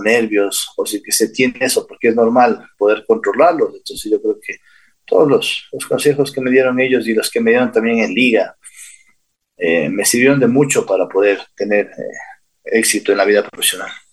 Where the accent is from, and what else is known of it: Ecuador; born or raised there; also born or lived in Santa Ana, California, United States